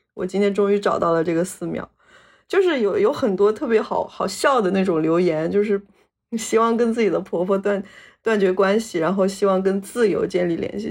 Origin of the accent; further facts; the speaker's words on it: Hunan, China; moved away; 我们老家的，湖南老家